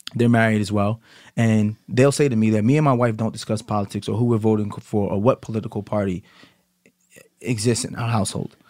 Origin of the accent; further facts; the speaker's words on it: United States; me being American